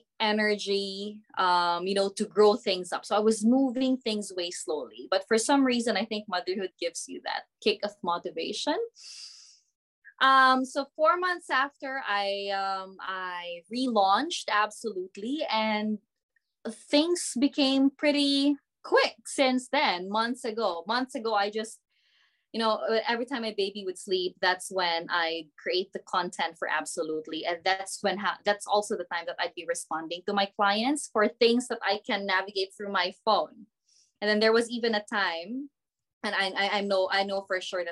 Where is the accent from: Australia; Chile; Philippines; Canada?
Philippines; moved away as an adult; now in New Zealand; I'm from the Philippines